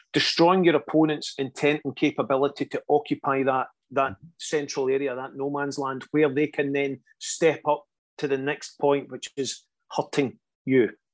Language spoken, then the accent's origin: English; Scotland, United Kingdom; a lot of Scottish people have that reputation of always headbutting things. We're just getting our head in the way